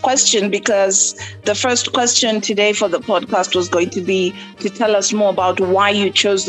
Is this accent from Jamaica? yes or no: no; Nairobi, Kenya; born and raised in Nairobi, Kenya, and been living, you know, mostly in Kenya my entire life, but also around East Africa, South Africa, and other places.